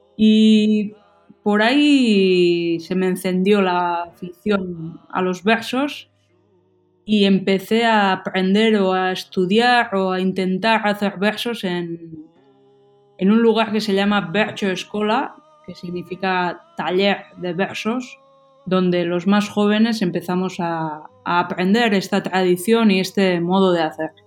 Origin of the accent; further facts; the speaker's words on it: Hernani, Basque Country, Spain; first language Basque; Spanish is a second language; aquí en Hernani, en mi pueblo